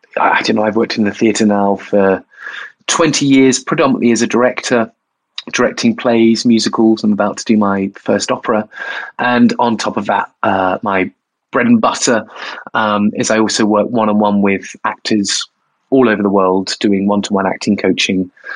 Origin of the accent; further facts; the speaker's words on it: Bournemouth, South West England, United Kingdom; I I am from Bournemouth. Uh, yeah, I was a gay kid in um, Bournemouth under Section 28